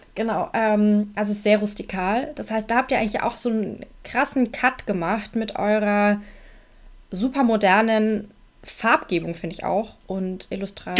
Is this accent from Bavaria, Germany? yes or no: yes; Nuremberg, Bavaria, Germany; Ich komme ja auch aus Nürnberg und bin in Nürnberg